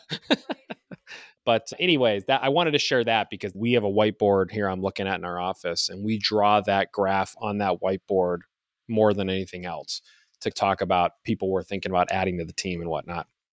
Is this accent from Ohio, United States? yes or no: yes; Youngstown, Ohio, United States; also born or lived in Toledo, Ohio; I'm an Ohio guy. I grew up in Youngstown, Ohio, on the east side of the state.